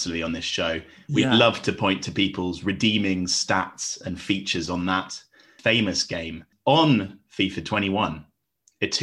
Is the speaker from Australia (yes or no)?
no; England, United Kingdom; we as English viewers